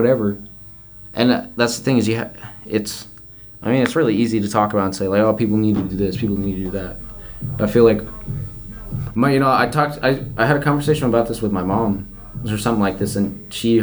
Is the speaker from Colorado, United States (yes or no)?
yes; Colorado, United States; moved away; also born or lived in California; I grew up in Colorado